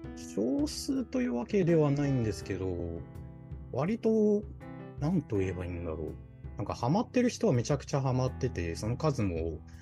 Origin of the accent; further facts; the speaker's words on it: Shanghai, China; moved away; also born or lived in Ningbo, Zhejiang, China; 一応生まれは浙江省の、まあ、寧波という町でしたけど、小学校からずっと上海で